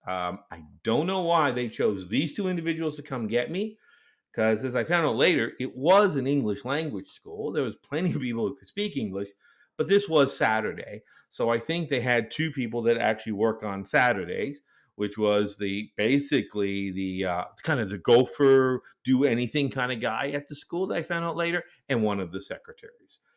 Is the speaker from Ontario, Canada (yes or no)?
no; Nova Scotia, Canada; moved away as an adult; also born or lived in South Korea; I grew up mostly in Eastern Canada, mostly in a province called Nova Scotia